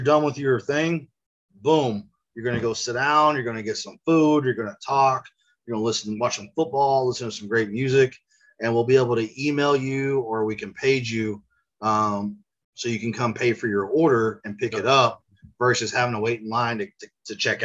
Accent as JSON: {"language": "English", "town": "Tulsa", "region": "Oklahoma", "country": "United States", "lives_now": "Oklahoma City, United States", "said": "I'm from Tulsa, so it's a little bit more hilly where I'm from, on the northeast side of Oklahoma."}